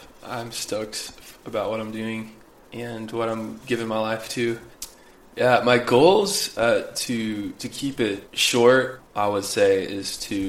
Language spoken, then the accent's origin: English; Midwest, United States; Growing up... I grew up in the Midwest, right?